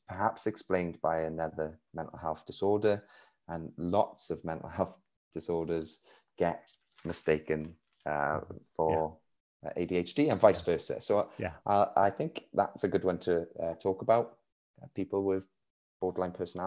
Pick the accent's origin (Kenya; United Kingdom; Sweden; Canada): United Kingdom; Wales; accent: Welsh; We live in Wales, you can hear by my accent